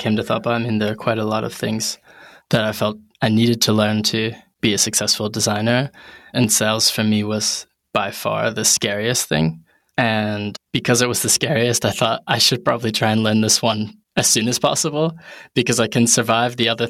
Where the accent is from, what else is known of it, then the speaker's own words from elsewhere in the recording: New Haven, Connecticut, United States; moved away as an adult; now in London, United Kingdom; And I'm originally from New Haven, Connecticut. Big shout to New Haven.